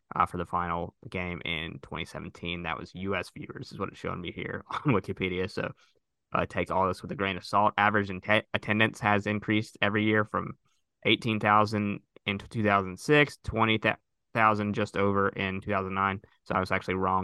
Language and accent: English; United States; as American sports fans